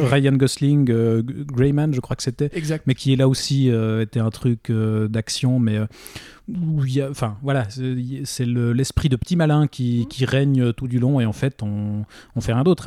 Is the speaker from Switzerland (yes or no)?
yes; Switzerland; chez nous en Suisse